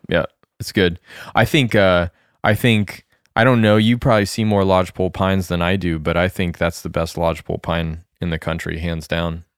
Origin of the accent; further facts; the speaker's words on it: Colorado, United States; moved away; growing up in Colorado, although I grew up in the middle of the Rockies